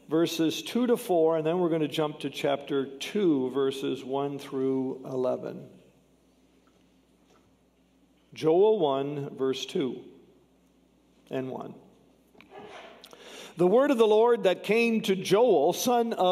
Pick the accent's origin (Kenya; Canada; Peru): Canada; I'm from Canada